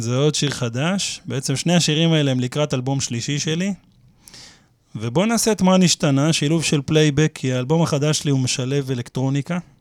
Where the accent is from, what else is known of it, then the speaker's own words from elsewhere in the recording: Petah Tikva, Central District, Israel; now in Kiryat Ono, Israel; השכונה של פעם, כאילו, שאני גדלתי אה. בפתח תקווה